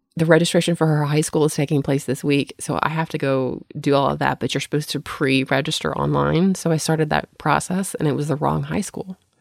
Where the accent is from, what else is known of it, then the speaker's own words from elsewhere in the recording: the South, United States; moved away; I grew up in the South without sprinkler systems